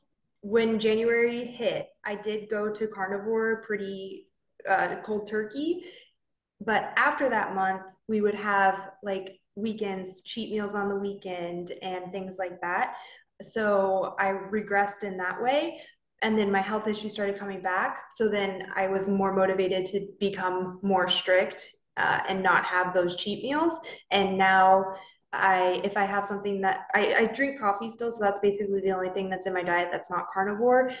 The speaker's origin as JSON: {"language": "English", "region": "Southern California", "country": "United States", "moved": "as an adult", "lives_now": "Okinawa, Japan", "said": "I'm originally from Southern California, so I'm a Cali girl."}